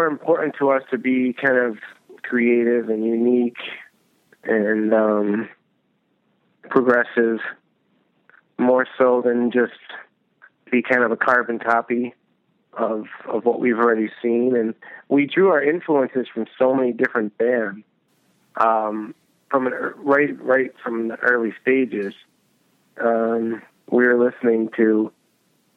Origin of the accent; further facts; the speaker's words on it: Buffalo, New York, United States; I was born and raised in Buffalo. Yep. And, in the suburbs, and, went to high school here.